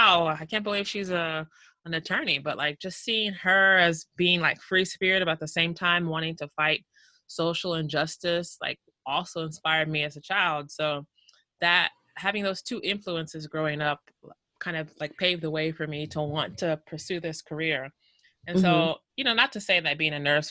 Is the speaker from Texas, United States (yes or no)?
yes; Houston, Texas, United States; moved away as an adult; now in Seattle, United States; I was born and raised in the greatest city in this country, which is Houston, Texas